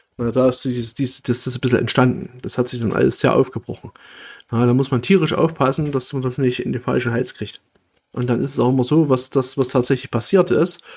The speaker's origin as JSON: {"language": "German", "region": "Saxony", "country": "Germany", "moved": "yes", "said": "dass ich ursprünglich hier aus der Nähe komme"}